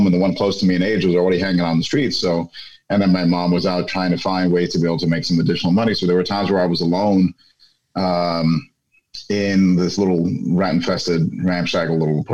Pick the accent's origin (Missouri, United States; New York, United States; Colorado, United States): New York, United States; New York City; first language Spanish; English is a second language; moved away as an adult; now in Washington, D.C. area, United States; I grew up in an area called Bushwick, Brooklyn